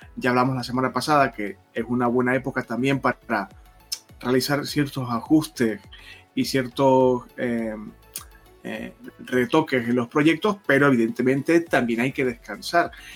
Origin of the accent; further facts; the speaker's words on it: Canary Islands, Spain; moved away; yo soy de Canarias